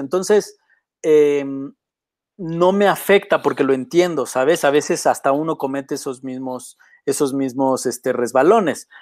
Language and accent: Spanish; Mexico; Yo crecí en la CTM